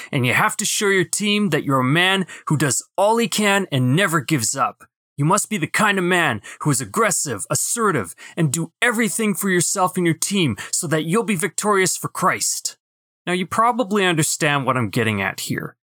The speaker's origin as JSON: {"language": "English", "town": "Winnipeg", "region": "Manitoba", "country": "Canada", "tie": "born or raised there", "also_born_or_lived": "Brandon", "said": "my hometown in Winnipeg"}